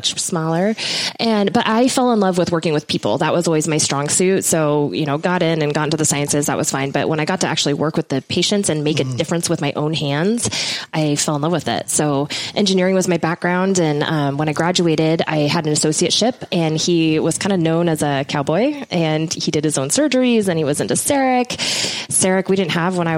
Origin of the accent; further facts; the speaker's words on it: right outside of Portland, Oregon, United States; I grew up right outside of Portland, Oregon, about 20 minutes north of that.